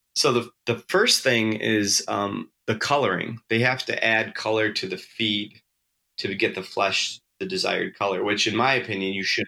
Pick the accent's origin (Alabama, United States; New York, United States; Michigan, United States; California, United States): New York, United States; Western; moved away; also born or lived in Kodiak, Alaska; I grew up in Western New York